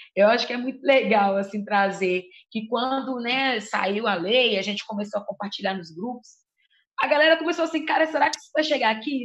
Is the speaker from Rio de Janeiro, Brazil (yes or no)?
no; Contagem, Minas Gerais, Brazil; sou da quebrada do Ressaca, em Contagem, região metropolitana de Belo Horizonte